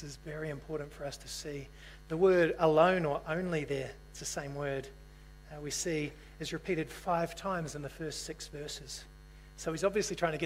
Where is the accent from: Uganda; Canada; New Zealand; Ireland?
New Zealand; moved away; also born or lived in Australia; I'm a New Zealander.